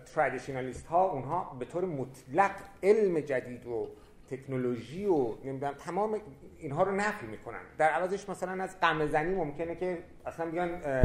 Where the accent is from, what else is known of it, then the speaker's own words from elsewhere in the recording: Iran; also born or lived in France; در ایران به عنوان یک ایرانی